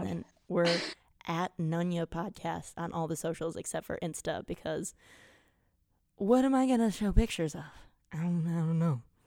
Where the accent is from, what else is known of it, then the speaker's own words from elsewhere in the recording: Wisconsin, United States; we're from Wisconsin